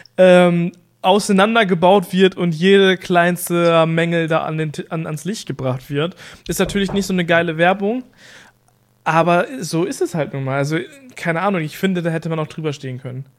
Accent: East Frisia, Lower Saxony, Germany; Bei uns in Ostfriesland

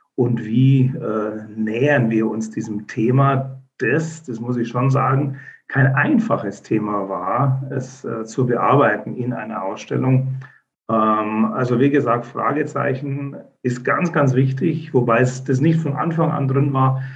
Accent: Munich, Bavaria, Germany; moved away as an adult; now in Bavarian Swabia, Germany; Ich bin äh, Münchner

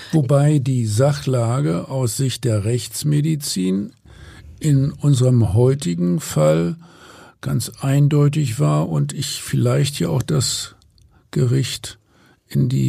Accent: Hamburg, Germany; So, und als Hamburger sage ich jetzt natürlich mal Moin.

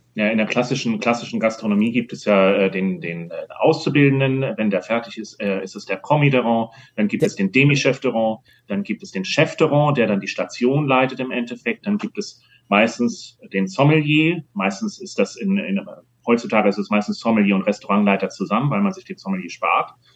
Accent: Hamburg, Germany; moved away; Ich fühle mich noch als Hamburger

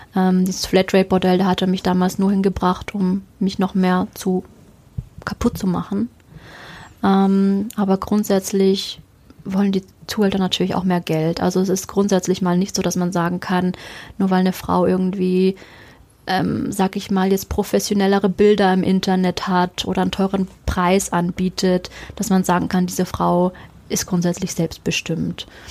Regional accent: Germany; ich bin ja Deutsche

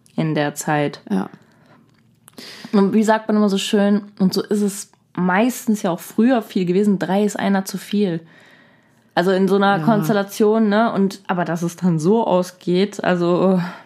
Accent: Germany; bei uns in Deutschland

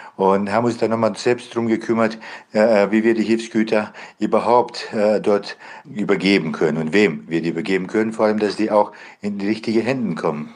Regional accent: Bosnia & Herzegovina; now in Germany; Ich komme ursprünglich selber aus Bosnien

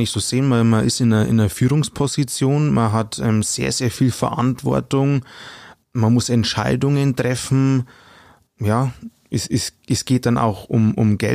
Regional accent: Bavaria, Germany; accent: Upper Palatinate (Oberpfälzisch); Also ich rede gerne einen Dialekt, wobei ähm, ich arbeite in Mittelfranken

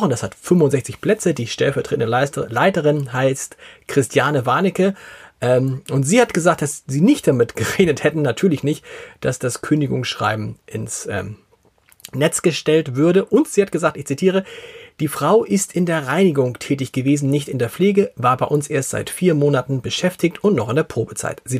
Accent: Hamburg, Germany; Und was Homeoffice betrifft, da sind wir Hamburger fast bundesweit Spitze.

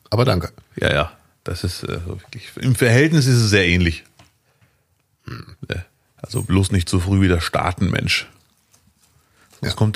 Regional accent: Morocco; now in Duisburg, Germany; Ich bin Marokkaner, der in Duisburg lebt. Ich habe schon viel erlebt.

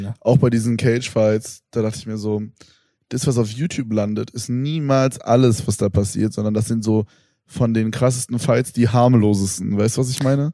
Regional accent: Germany; ich komme halt aus Berlin

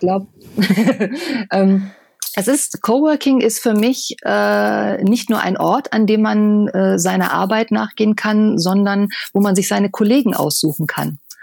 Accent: Düsseldorf, North Rhine-Westphalia, Germany; ich bin halt gebürtige Düsseldorferin, also ich bin, bin Oberbilker Mädchen

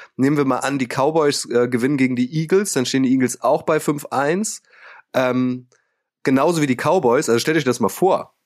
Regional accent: Northern Germany, Germany; Holt mich mal ab als Nordlicht

